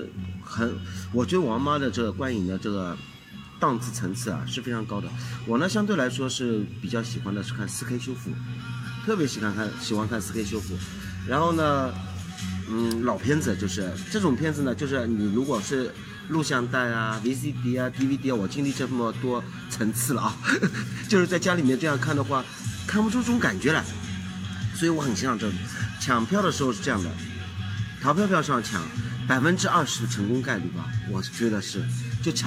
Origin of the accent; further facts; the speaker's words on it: Shanghai, China; 对啊，这就是作为一个老上海人的这种优势出来了，对吧？